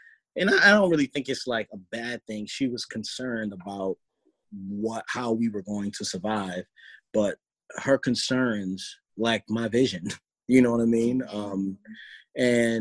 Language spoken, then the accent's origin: English; Baltimore, Maryland, United States; I'm from Baltimore, Maryland